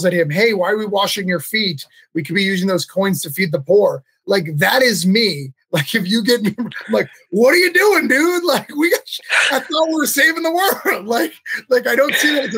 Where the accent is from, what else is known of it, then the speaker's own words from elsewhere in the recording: New England, United States; I'm from New England